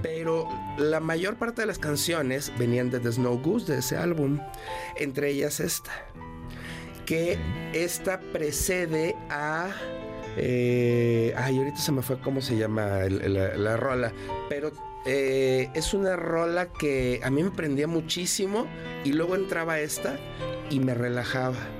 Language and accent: Spanish; León, Guanajuato, Mexico; Yo crecí en León, Guanajuato.